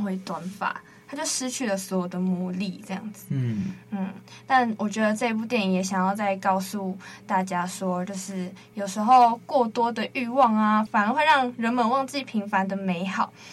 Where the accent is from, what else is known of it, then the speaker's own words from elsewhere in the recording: Penghu County, Taiwan; moved away as an adult; now in Taipei, Taiwan; 我是澎湖人嘛